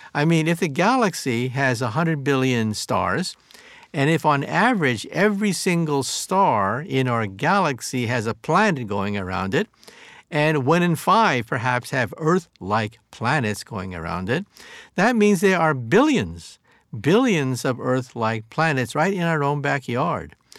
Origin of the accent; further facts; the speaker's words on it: San Jose, California, United States; also born or lived in Palo Alto, California; was born in San Jose before it became the, the, the heartland of Silicon Valley.